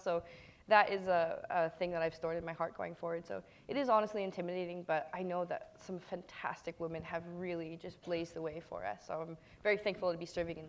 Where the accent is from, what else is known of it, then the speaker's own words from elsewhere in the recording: Kailua, Hawaii, United States; I'm from Kailua on the island of Oahu.